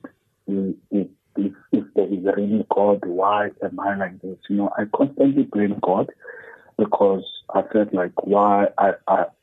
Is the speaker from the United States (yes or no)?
no; Cape Town, Western Cape, South Africa; I grew up in Khayelitsha, with my mother